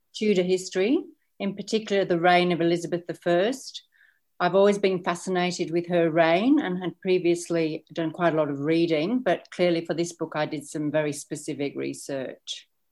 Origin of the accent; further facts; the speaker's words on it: England, United Kingdom; now in Australia; I'm English by birth